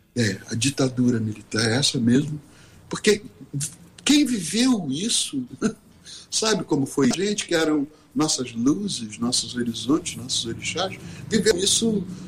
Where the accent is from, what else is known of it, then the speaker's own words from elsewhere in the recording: Rio de Janeiro, Brazil; a gente saiu da Zona Sul do Rio de Janeiro, onde cada um morava, dois, três garotos de classe média